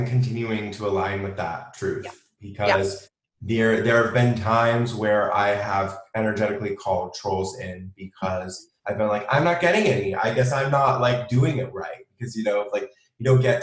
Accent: San Diego, California, United States; moved away as an adult; also born or lived in New York City; I moved from New York City to back home to San Diego and moved back with my parents.

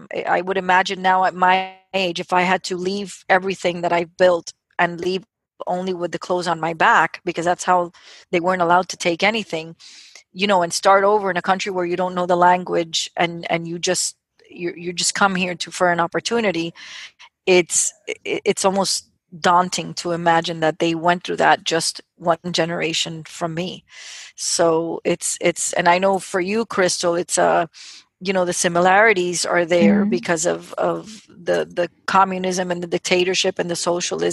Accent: United States; I'm a first generation proud American, born to a Cuban family

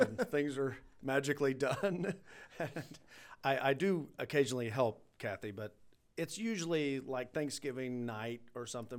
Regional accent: United States; I grew up on Beaver Lake

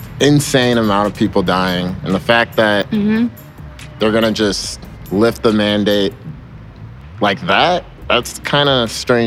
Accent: Florissant, Missouri, United States; I'm 23, and I'm from Florissant.

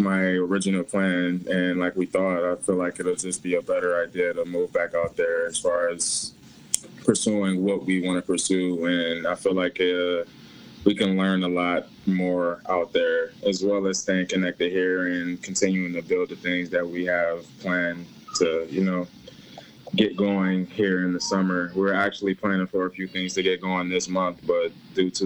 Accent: Cleveland, Ohio, United States; moved away as an adult; also born or lived in Los Angeles; I'm originally from Cleveland, but I moved to L.A. for a few years

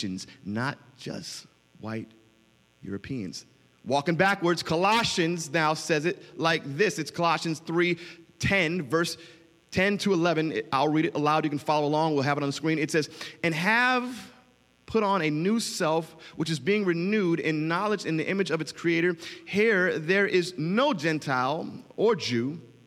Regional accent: Miami, Florida, United States; you can tell I'm from Miami

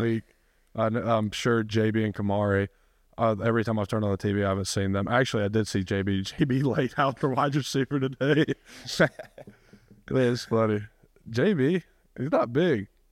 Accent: Rome, Georgia, United States; moved away; I actually hate my hometown

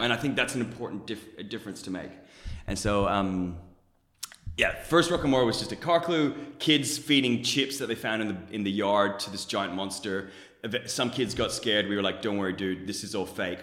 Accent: Germany; now in Australia; I was born in Germany. My mom's a Pakistani Canadian. My dad's a German Colombian. I I live in Australia

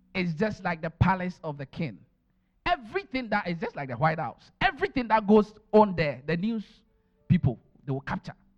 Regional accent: Ghana; born or raised there; moved away

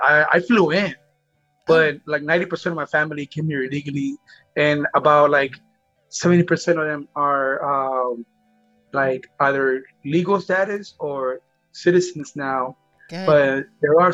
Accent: Los Angeles, California, United States; also born or lived in Guatemala; I moved to Los Angeles in 1992, and from there, you know, like it's a whole different scenario, but keep this in mind that I'm 9 years old

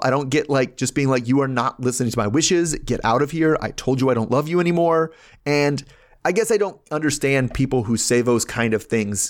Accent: Baltimore, Maryland, United States; I'm from Baltimore, right?

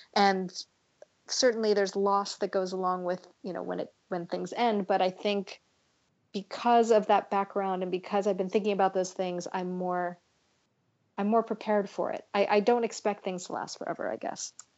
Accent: California, United States; I grew up in California

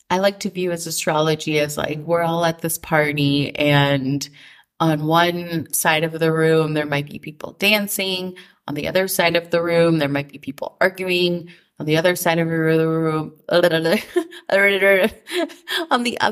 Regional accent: Minnesota, United States; growing up in Minnesota

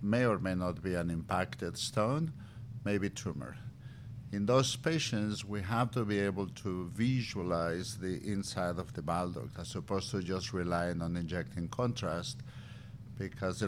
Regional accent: Mexico; moved away; also born or lived in Valladolid; Tequila runs in my bloodstream. I'm from Mexico

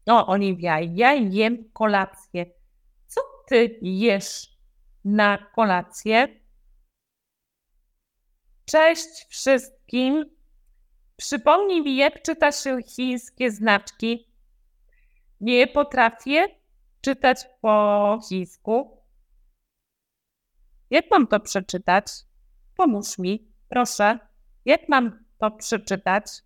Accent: Lębork, Pomeranian Voivodeship, Poland; Ja jestem z Lęborka.

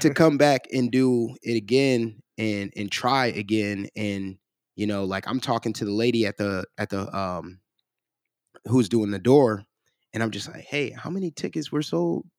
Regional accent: Cleveland, Ohio, United States; now in Columbus, United States; I'm originally from Cleveland

